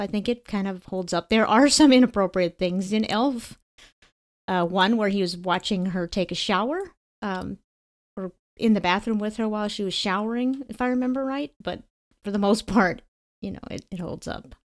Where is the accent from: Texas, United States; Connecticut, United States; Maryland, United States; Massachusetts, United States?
Connecticut, United States; my home state